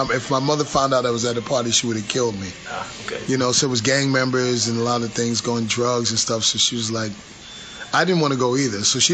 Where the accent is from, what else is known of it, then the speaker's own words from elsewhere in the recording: New York City, New York, United States; growing up in the Bronx, I grew up in public housing